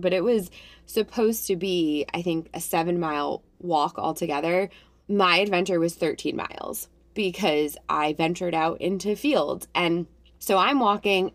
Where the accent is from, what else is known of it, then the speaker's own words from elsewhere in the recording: New Jersey, United States; also born or lived in Connecticut; I was born in Connecticut, lived there till I was two, moved to New Jersey, and I'm not going to say I'm a Jersey girl, but I am a, I'm a girl who's lived in New Jersey at this point of this story, 30 years of my life